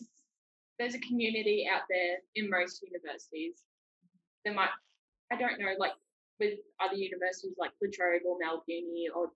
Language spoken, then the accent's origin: English; New Zealand; accent: Kiwi; now in Australia; That's my Kiwi accent.